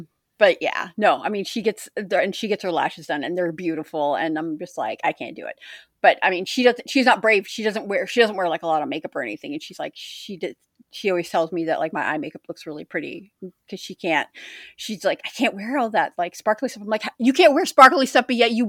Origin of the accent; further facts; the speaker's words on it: Oregon, United States; also born or lived in Minnesota / Philadelphia; now in Indiana, United States; I used to have beautiful speech because I was from Oregon and I spoke well.